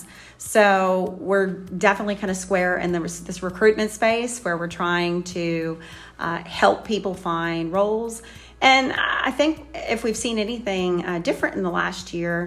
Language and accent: English; Louisiana, United States; moved away; I'm a Cajun. I grew up in Louisiana